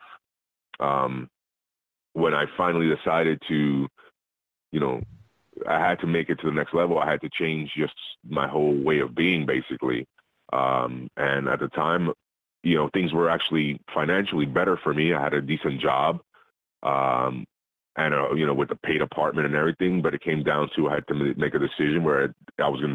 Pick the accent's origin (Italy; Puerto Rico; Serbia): Puerto Rico; moved away; As a kid, I was raised in Puerto Rico